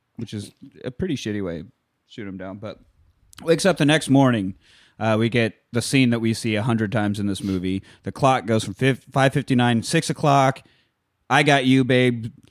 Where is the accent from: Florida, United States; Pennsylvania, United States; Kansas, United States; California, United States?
Kansas, United States; growing up in Kansas